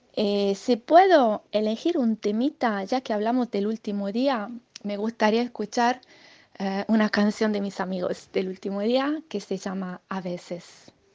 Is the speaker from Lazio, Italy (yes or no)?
no; Sardinia, Italy; Spanish is a second language; aunque sea italiana, escribo poema en castellano